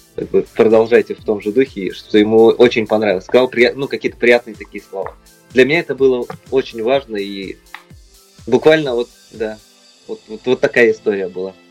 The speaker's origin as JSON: {"language": "Russian", "town": "Novosibirsk", "region": "Novosibirsk Oblast", "country": "Russia", "tie": "born or raised there", "moved": "yes", "lives_now": "Moscow, Russia", "said": "возвращаешься в свой родной город"}